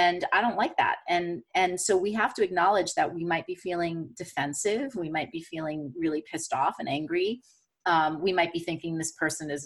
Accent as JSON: {"language": "English", "country": "United States"}